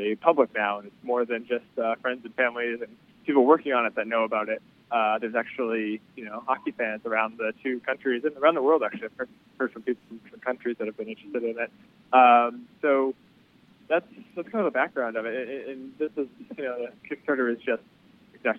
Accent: Boston, Massachusetts, United States; moved away as an adult; now in New York, United States; stay-at-home defenseman growing up in Boston

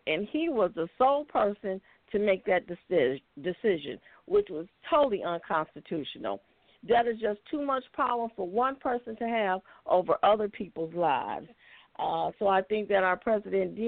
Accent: Detroit, Michigan, United States; now in Ocala, United States; I was born and raised in Detroit on the east side

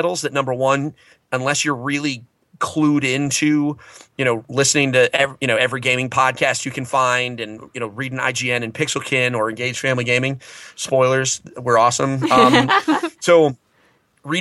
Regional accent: New England, United States; I'm from New England.

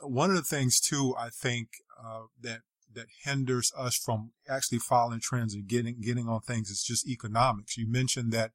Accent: South Carolina, United States; I'm from, I grew up in South Carolina, so I'm Southern as well

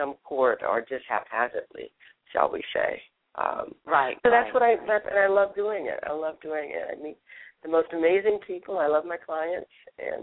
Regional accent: Louisiana, United States; moved away as an adult; also born or lived in Texas / New York / St. Thomas, U.S. Virgin Islands / Nashville; raised in Louisiana

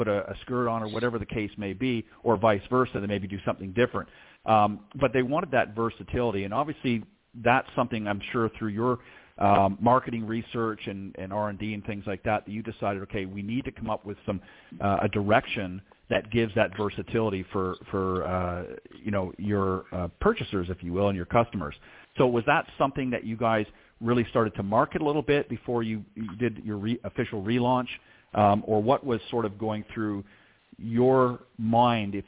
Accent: Toronto, Ontario, Canada; accent: Canadian; If you haven't picked up the Canadian accent yet, you will, I'm sure, through our conversation. But obviously, I was from the Toronto area

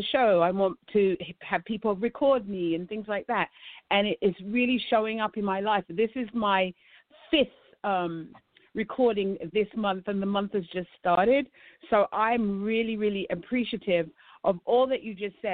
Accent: London, United Kingdom; moved away as an adult; now in United States; I'm a South London girl

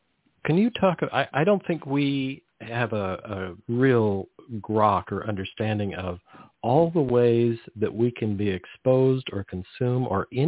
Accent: Salinas Valley, California, United States; I grew up around the Salinas Valley, so there was just tons of chemicals.

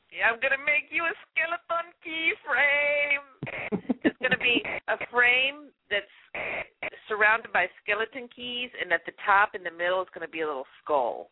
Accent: Louisiana, United States; now in Texas, United States; I'm from Louisiana

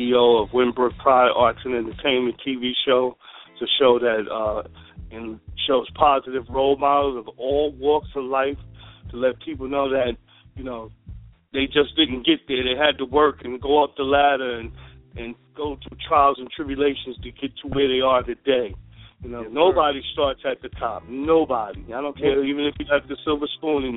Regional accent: White Plains, New York, United States; now in Atlanta, United States; I'm originally from White Plains, New York

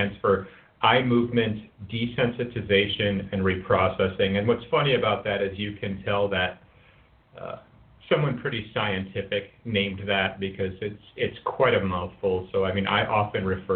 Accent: Colorado, United States; accent: American; moved away as an adult; now in Singapore; I'm from Colorado

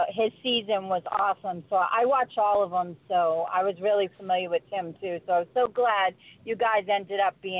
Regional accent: Boston, Massachusetts, United States; now in North Carolina, United States; I'm from North Carolina in the United States, originally from Boston

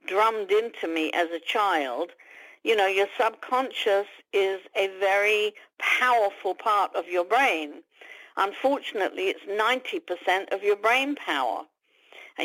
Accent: London, United Kingdom; moved away as an adult; now in United States; I was born and brought up in London, UK. Didn't move to the States until I was 37.

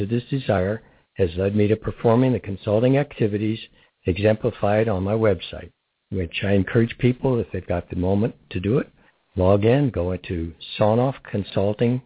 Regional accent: Barberton, Ohio, United States; now in Crestview Hills, United States; I was from Barberton, Ohio

